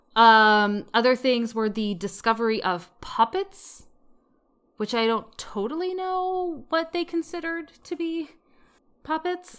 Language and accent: English; United States; growing up in America